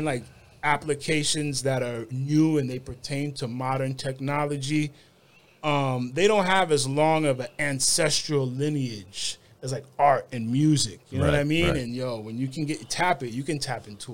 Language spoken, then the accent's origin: English; Kendall, Florida, United States; also born or lived in New York; when we grew up in Kendall was very like Caribbean and Latin